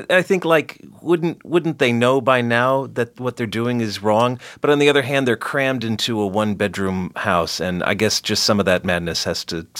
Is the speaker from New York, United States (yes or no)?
no; Los Angeles, California, United States; born or raised there; also born or lived in Chicago